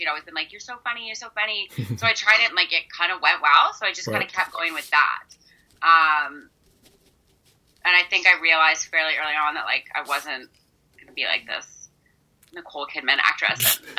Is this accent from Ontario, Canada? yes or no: yes; Peterborough, Ontario, Canada; also born or lived in Vancouver; now in Toronto, Canada; Well, I was born and raised in Peterborough, but I've been in Toronto for, like, longer than I haven't been in Toronto, so I consider Toronto home.